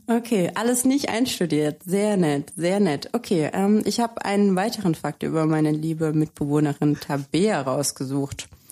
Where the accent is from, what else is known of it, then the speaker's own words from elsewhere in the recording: Baden-Württemberg, Germany; now in Cologne, Germany; ich komme selber aus Baden-Württemberg